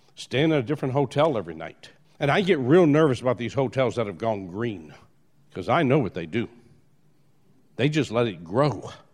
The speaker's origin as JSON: {"language": "English", "town": "New Orleans", "region": "Louisiana", "country": "United States", "tie": "born or raised there", "said": "I was born in New Orleans."}